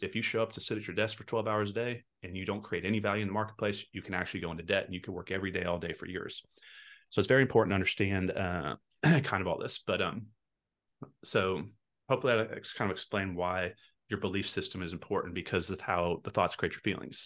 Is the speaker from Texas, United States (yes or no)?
yes; Texas, United States; I'm from Texas